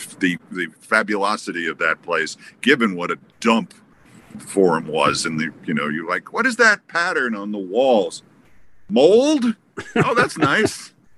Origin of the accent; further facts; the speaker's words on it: Bronx, New York, United States; Where are you from, Iowa? And I said, the Bronx.